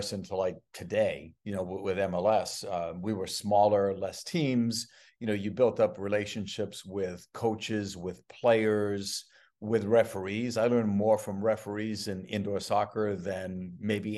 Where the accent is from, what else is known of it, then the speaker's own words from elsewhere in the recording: United States; I'm a diehard American soccer guy